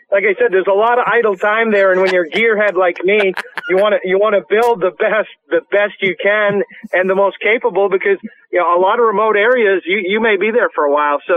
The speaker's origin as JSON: {"language": "English", "region": "Maine", "country": "United States", "tie": "born or raised there", "said": "back in Maine, when we grew up, there wasn't a lot to do."}